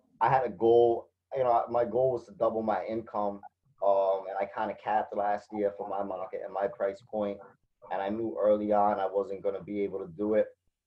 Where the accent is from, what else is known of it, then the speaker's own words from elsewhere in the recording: Fall River, Massachusetts, United States; It's my hometown. I'm still here.